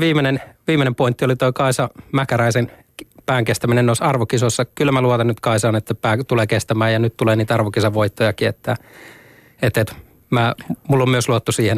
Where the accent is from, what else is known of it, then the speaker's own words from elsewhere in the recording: Lahti, Päijät-Häme, Finland; mä oon lahtelainen